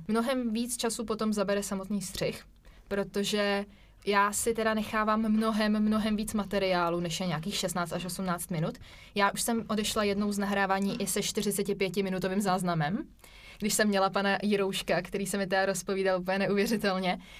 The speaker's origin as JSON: {"language": "Czech", "region": "Vysočina Region", "country": "Czechia", "said": "my dva, kteří jsme oba z Vysočiny"}